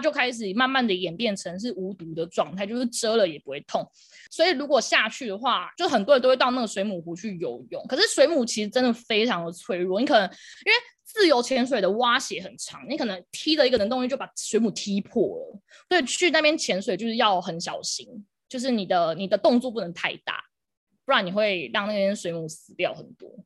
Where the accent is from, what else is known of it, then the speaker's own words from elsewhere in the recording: Pingtung County, Taiwan; moved away; also born or lived in Taipei; 我要顺便回南部啊，就我是屏东人，所以我想说顺便回屏东工作